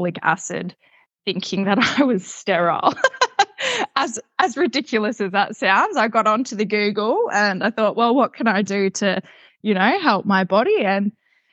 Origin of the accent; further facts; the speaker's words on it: Gold Coast, Queensland, Australia; I'm 32, born and raised on the Gold Coast.